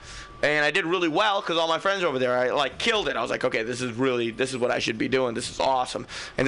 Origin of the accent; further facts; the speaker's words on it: Fremont, California, United States; I'm from Fremont